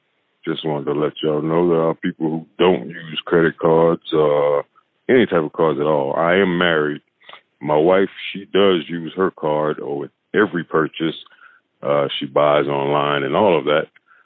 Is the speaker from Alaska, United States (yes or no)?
no; Greenville, South Carolina, United States; I'm 45 years old. I'm from Greenville, South Carolina.